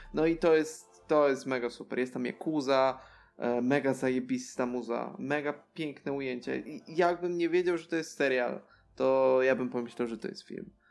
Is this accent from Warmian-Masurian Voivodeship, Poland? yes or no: no; Tricity, Pomeranian Voivodeship, Poland; z moich stron, tutaj z Trójmiasta.